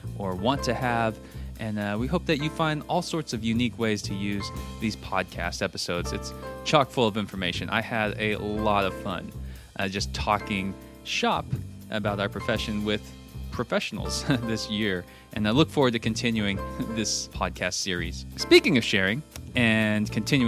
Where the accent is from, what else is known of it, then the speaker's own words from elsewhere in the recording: Texas, United States; also born or lived in Oklahoma; now in Hoover, United States; I'm from Texas. I lived in Oklahoma